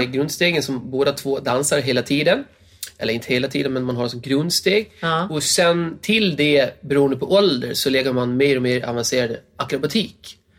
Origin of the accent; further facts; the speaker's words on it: Gotland, Sweden; moved away; Gotland är det. Som är min hemö